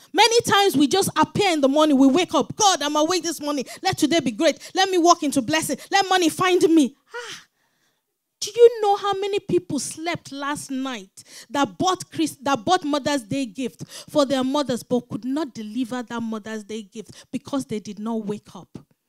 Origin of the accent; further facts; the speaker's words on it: London, United Kingdom; born there; I said, me too, I was born in London.